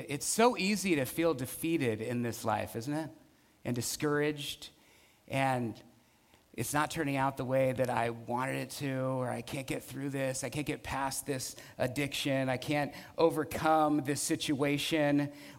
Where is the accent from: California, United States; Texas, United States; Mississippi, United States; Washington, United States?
California, United States; Burton Valley; I remember growing up in Burton Valley, my parents … they were amazing, generous, hospitable.